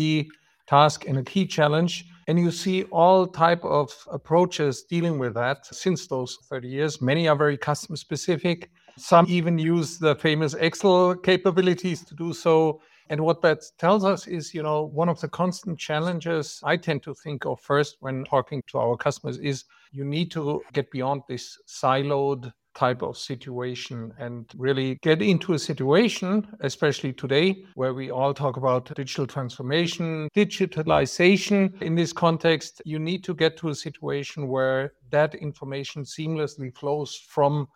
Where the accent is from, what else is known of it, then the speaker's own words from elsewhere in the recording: Germany; accent: German; English is a second language; as you can easily tell from my accent. I'm German